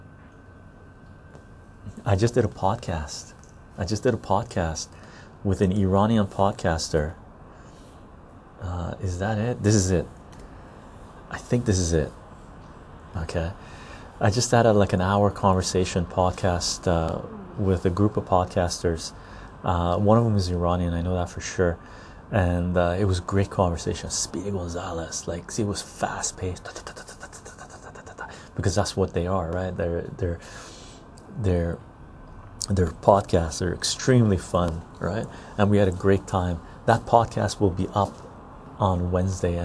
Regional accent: Canada; first language Armenian; English is a second language; also born or lived in Tehran, Iran; most of my life I've been in Canada. I'm a Canadian.

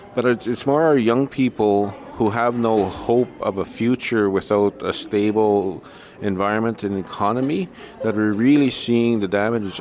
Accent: South Indian Lake, Manitoba, Canada; I'm from the South Indian Lake, also known as the Hopi and Cree Nation

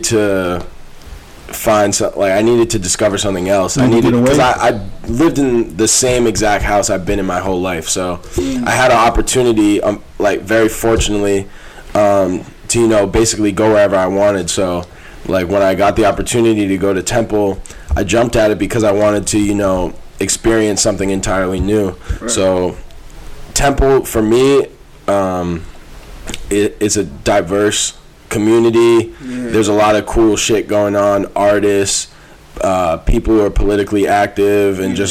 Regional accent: Newton, Massachusetts, United States; You know, I grew up right outside of Boston, the suburb called Newton.

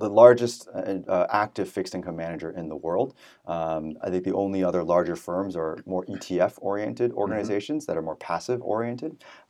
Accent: San Francisco Bay Area, California, United States; moved away as an adult; also born or lived in New York City; So I was born and raised in the San Francisco Bay Area, went to college in New York City at Columbia University

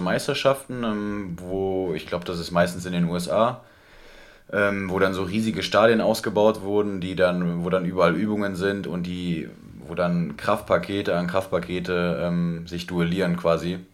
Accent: Marienheide, North Rhine-Westphalia, Germany; also born or lived in Gummersbach; gebürtig, also geboren im Krankenhaus in Gummersbach, ähm, mhm. aufgewachsen dann aber in Marienheide

